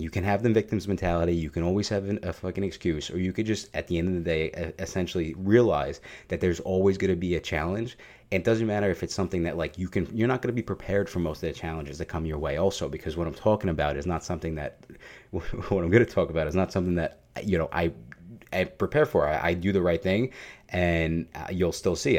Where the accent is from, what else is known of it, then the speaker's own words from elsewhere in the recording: New York City, New York, United States; I am Italian and I am from New York